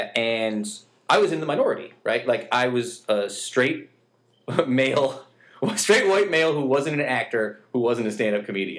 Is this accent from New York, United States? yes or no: yes; New York, United States; I forget sometimes that we're from New York State.